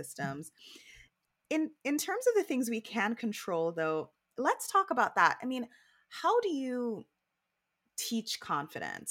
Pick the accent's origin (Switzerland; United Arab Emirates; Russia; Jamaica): Jamaica; growing up in Jamaica